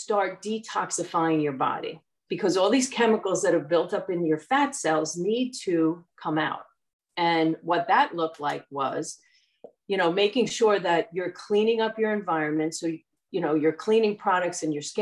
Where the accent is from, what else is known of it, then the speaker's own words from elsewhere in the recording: New Jersey, United States; I'm from Central Jersey and I've lived in New Jersey pretty much my entire life